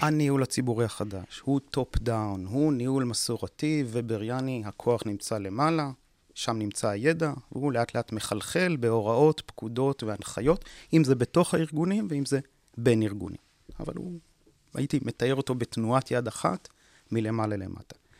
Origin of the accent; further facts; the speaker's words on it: Israel; שנולדנו כאן וגדלנו כאן